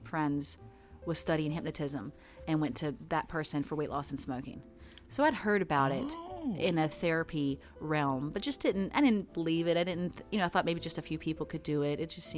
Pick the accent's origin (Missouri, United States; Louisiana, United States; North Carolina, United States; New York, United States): North Carolina, United States; Greensboro; born there; I was born here in Greensboro.